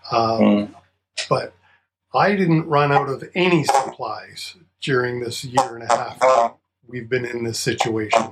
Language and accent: English; Canada